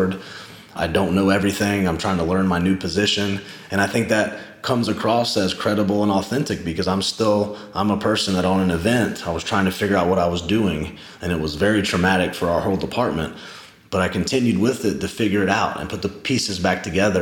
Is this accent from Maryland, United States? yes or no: no; Charleston, South Carolina, United States; I'm this guy from Charleston